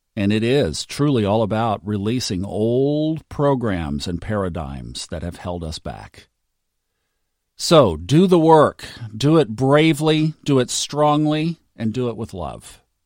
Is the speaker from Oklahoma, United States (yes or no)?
yes; Tulsa, Oklahoma, United States; I grew up in Tulsa, Oklahoma